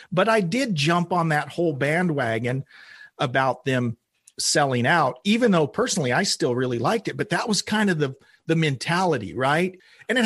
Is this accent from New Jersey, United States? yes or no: no; Oklahoma, United States; I grew up in Oklahoma, middle of the U.S.